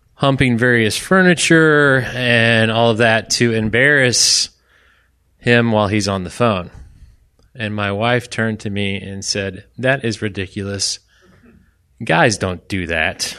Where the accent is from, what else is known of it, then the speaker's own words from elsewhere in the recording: Orlando, Florida, United States; I was from Orlando